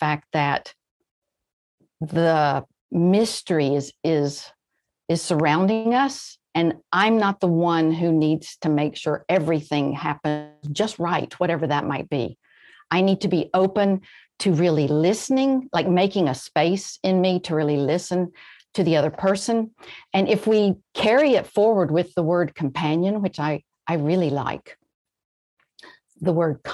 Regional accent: rural Georgia and Alabama, United States; also born or lived in Florida; I grew up really in the very rural parts of Georgia and Alabama, and I was born in Florida

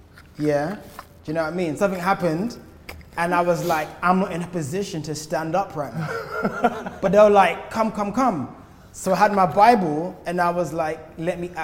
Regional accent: Croydon, London, United Kingdom; From South London. I'm from Croydon, like, just borders South London.

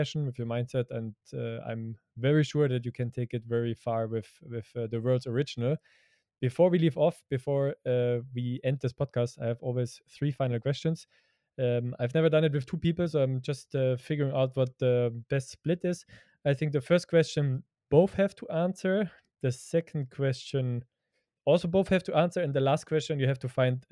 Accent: Germany; growing up in Europe and growing up in Germany

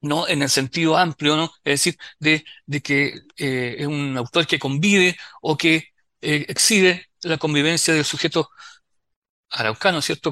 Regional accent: Concepción, Biobío, Chile; nosotros somos penquistas

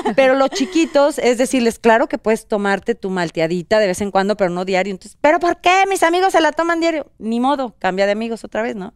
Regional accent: central Mexico, Mexico; moved away as an adult; now in Los Angeles, United States; yo soy del centro de la República

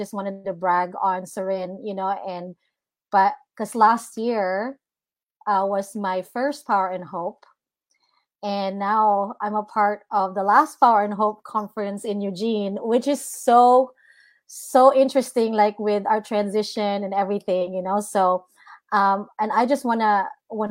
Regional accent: Philippines; now in Redding, United States; I was born and raised in the Philippines, and to be here in the United States, I've been in Redding, California for 15 years

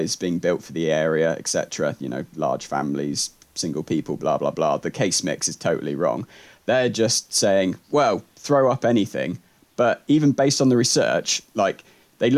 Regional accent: England, United Kingdom; I'm only English.

